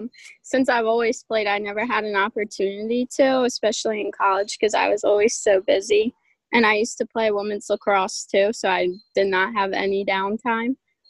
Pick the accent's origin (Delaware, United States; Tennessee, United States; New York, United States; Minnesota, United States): Delaware, United States; Kirkwood / Hockessin; I first started out at Kirkwood playing, but then I want to say when I was 10, I moved to Hokesson